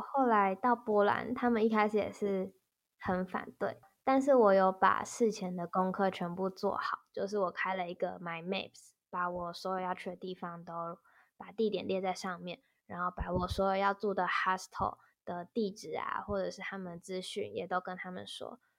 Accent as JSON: {"language": "Chinese", "region": "Tainan", "country": "Taiwan", "said": "即便我们是台南人"}